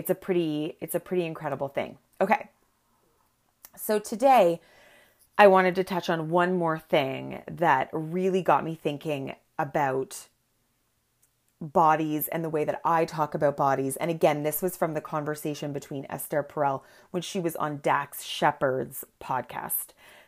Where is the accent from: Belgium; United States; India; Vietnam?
Belgium; Antwerp, Flanders; There are two groups in the community of Holocaust survivors that I grew up in Antwerp.